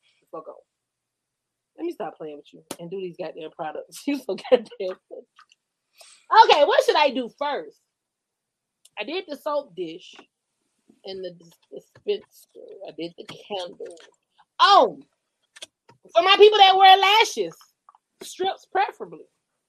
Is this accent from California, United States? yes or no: no; Georgia, United States; I'm like, I'm from Georgia. We used to choose the niggas.